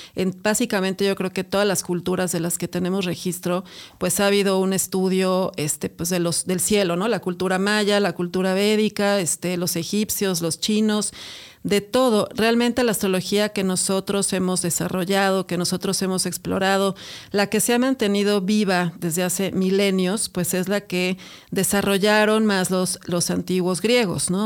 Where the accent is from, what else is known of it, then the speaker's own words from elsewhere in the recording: Mexico City, Mexico; Somos argüenderísimos los chilangos